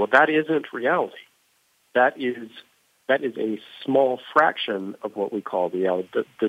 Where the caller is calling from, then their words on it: New Jersey, United States; I'm calling from my home office in New Jersey.